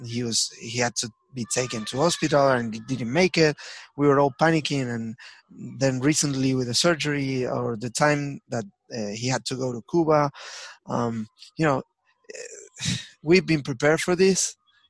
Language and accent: English; Avellaneda, Buenos Aires Province, Argentina; moved away; also born or lived in Lanús; I was born in Avellaneda.